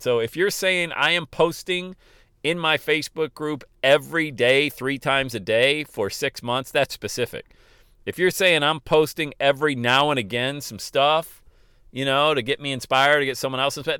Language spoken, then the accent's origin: English; Loveland, Ohio, United States; here in my hometown of Loveland, Ohio, bedroom community of Cincinnati